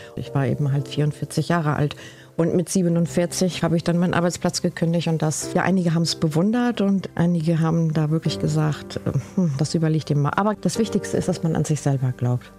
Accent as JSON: {"language": "German", "town": "Cuxhaven", "region": "Lower Saxony", "country": "Germany", "tie": "born or raised there", "also_born_or_lived": "Spain / Galicia, Spain / Bremerhaven, Germany", "second_language": "German", "lives_now": "Ringstedt, Germany", "said": "ich bin ja hier geboren in Cuxhaven lebe seit 30 Jahren in Bremerhaven"}